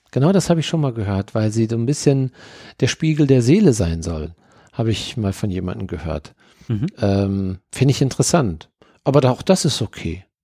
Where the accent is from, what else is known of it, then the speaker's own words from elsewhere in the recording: Dortmund, North Rhine-Westphalia, Germany; ich komme ja nun aus Dortmund und wir haben auf dem Hauptfriedhof waren wir Kinder, da waren wir als Kinder, waren wir Schlitten fahren, weil dort waren die schönsten Hügel.